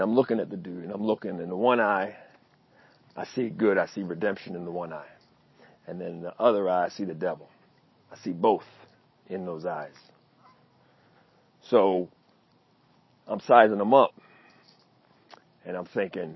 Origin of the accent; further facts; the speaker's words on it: Baltimore, Maryland, United States; I'm from Baltimore